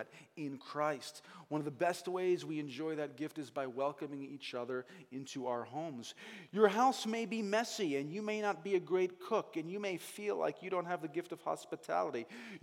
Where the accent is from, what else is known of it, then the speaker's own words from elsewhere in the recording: New England, United States; also born or lived in Hingham, Massachusetts; I'm from New England